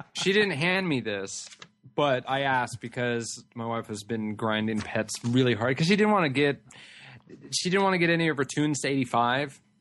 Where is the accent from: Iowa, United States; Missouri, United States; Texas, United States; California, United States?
California, United States; I'm from California